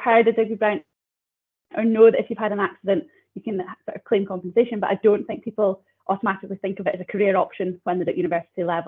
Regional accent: Banchory, Scotland, United Kingdom; I grew up out in Bangtree, primary, secondary school there.

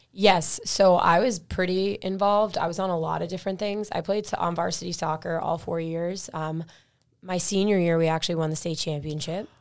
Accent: Millis, Massachusetts, United States; I grew up in Millis pretty much my entire life. Uh, I think my family, we moved here when I was, like, three

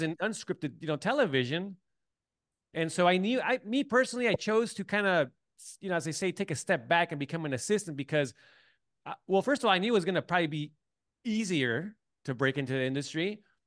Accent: San Diego, California, United States; moved away as an adult; also born or lived in Tijuana; I grew up in San Diego

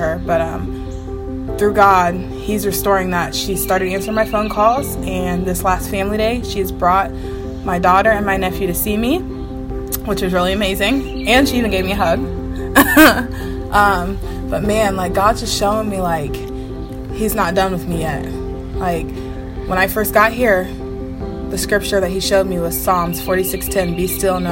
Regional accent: London, Ohio, United States; I'm from London, Ohio.

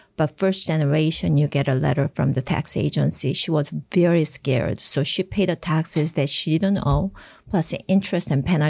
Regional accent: Japan; moved away as an adult; also born or lived in South Korea; now in United States; And I was born in Korea, and I was raised in Japan because my father's first post was in Japan, was a reason.

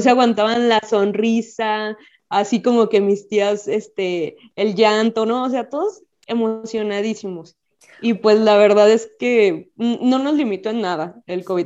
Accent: Guadalajara, Jalisco, Mexico; soy médico especialista y soy de Guadalajara

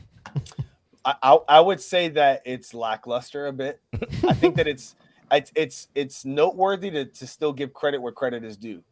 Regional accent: Puerto Rico; I'm a Puerto Rican. I keep both the flags on me.

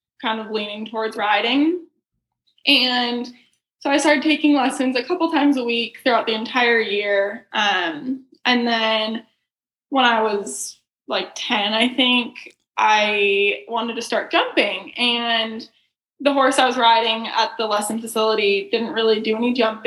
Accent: South Lake Tahoe, California, United States; now in Ocala, United States; I grew up in South Lake Tahoe

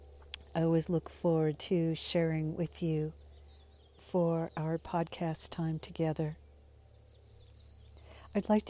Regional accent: United States; first language English; I was raised to speak English, but my family of origin did not speak English when they were together. I'm firstborn American.

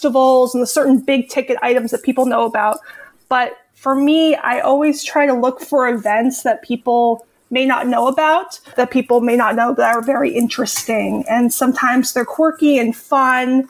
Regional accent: Marin, California, United States; I grew up here in Marin and went away for college and came back.

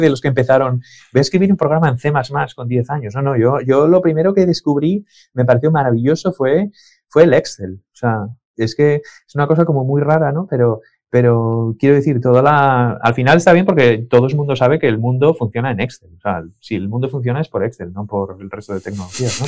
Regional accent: Asturias, Spain; also born or lived in León / Salinas / Oviedo / Avilés; Nací en León, pero llevo toda la vida viviendo en Asturias. Em, eh, hace, pues no sé cuántos años, yo tenía tres años

